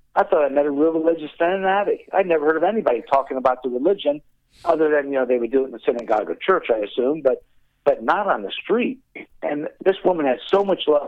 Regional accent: Indianapolis, Indiana, United States; I grew up in Indianapolis

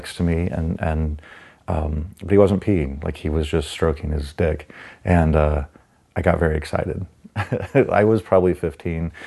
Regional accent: Dallas, Texas, United States; I grew up in White Rock Lake, which is like central Dallas

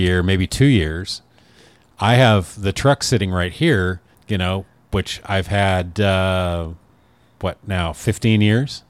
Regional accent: Oregon, United States; moved away; I moved away from Oregon for the sunshine

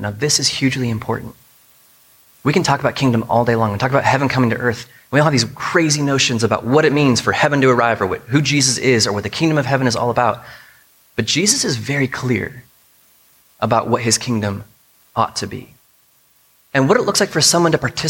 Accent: United States; us as American Christians

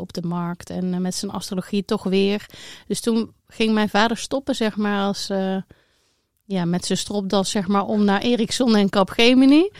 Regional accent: Eindhoven, North Brabant, Netherlands; accent: southern; als je goed luistert kan je horen dat ik uit het zuiden kom. Ik ben uh, Brabantse, ik ben geboren in Eindhoven

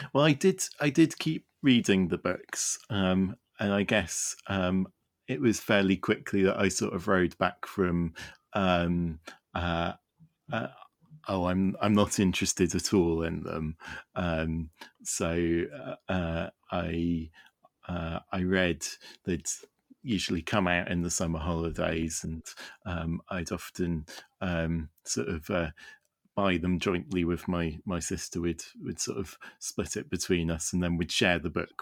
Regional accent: Wales, United Kingdom; I live in the United Kingdom and, uh, I grew up in Wales, which, uh, is very definitely not part of England.

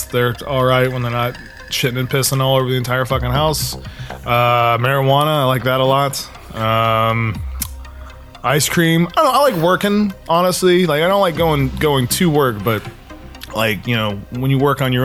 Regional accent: Alamance County, North Carolina, United States; moved away as an adult; also born or lived in New Jersey / China; now in Los Angeles, United States; I grew up in rural North Carolina, in a place called Alamance County

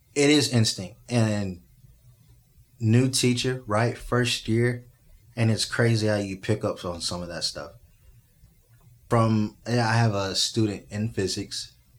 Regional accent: Spring, Texas, United States; moved away as an adult; also born or lived in Little Rock, Arkansas / Washington, District of Columbia, United States; I'm from Little Rock, Arkansas, by the way. Uh, grew up in Spring, Texas

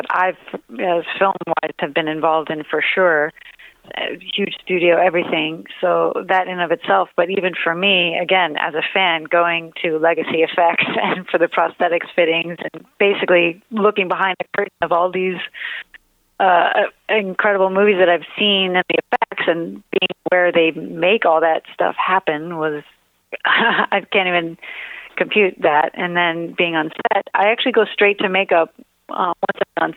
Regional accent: New York, United States; now in Los Angeles, United States; I'm a New Yorker. I'm in LA. I'm a New Yorker living

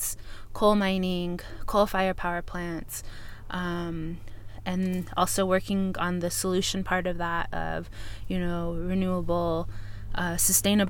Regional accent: St. Michaels, Arizona, United States; I am Dine woman from St. Michael's, Arizona

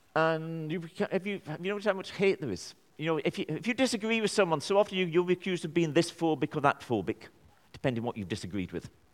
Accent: Burnley, North West England, United Kingdom; I'm from Burnley.

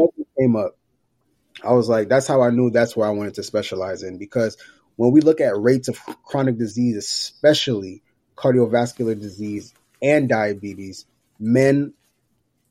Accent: New York, United States; moved away; also born or lived in Georgia; So growing up, I'm from New York, parents from Haiti, grew up in New York, moved to Georgia in 2000.

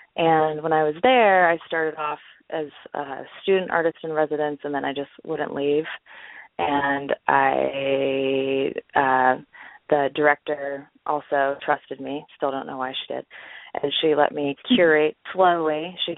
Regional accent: Orange County, California, United States; moved away as an adult; also born or lived in San Francisco; now in Los Angeles, United States; I'm from Orange County, and then I moved to San Francisco for school, and I stayed there for about 11 years

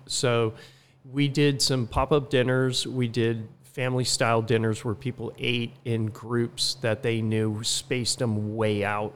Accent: California, United States; also born or lived in Utah / Barcelona, Spain / Philadelphia / Atlanta, Georgia; now in Laguna Beach, United States; came back to California, where I grew up about half in California and half in Utah

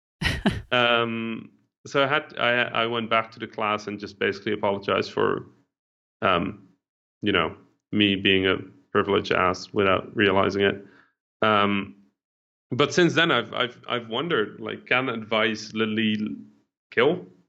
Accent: Netherlands; English is a second language; I didn't speak English, right? I was mm-hmm. a Dutch kid

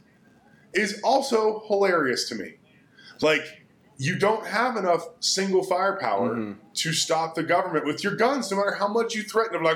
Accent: Texas, United States; as a Texan

